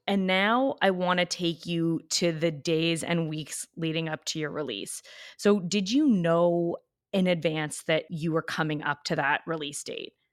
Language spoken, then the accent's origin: English; Canada; I'm Canadian